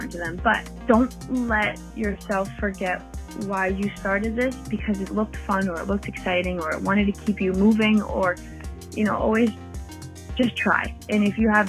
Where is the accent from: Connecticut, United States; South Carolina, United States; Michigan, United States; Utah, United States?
Connecticut, United States; Oxford; now in Bohemia, United States; I am originally from Oxford, Connecticut, which is super small, but I live in Long Island now, in Bohemia, Long Island, New York